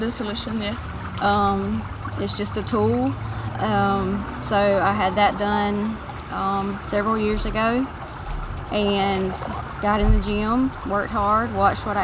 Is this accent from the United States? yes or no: yes; Tifton, Georgia, United States; I'm from Tifton.